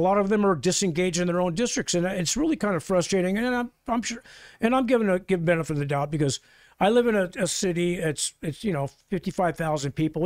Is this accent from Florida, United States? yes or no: no; California, United States; also born or lived in Rochester, New York / Texas; I was born in upstate New York, but I grew up in California and Texas and then back to California